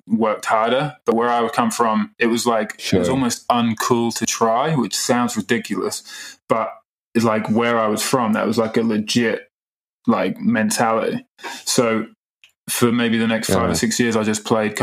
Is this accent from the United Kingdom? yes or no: yes; Great Yarmouth, East of England, United Kingdom; moved away as an adult; now in Nova Scotia, Canada; I come from a place called Great Yarmouth